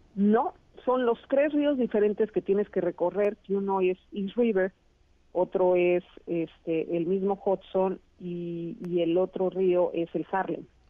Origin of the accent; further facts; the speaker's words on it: Mexico; somos las mujeres mexicanas